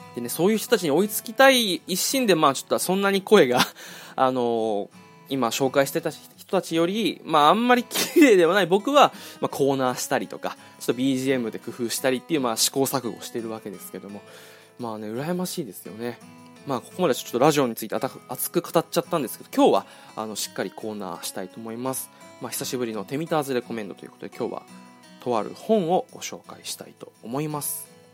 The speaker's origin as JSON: {"language": "Japanese", "region": "Okinawa", "country": "Japan", "tie": "born or raised there", "said": "俺は地元が沖縄なんですけど"}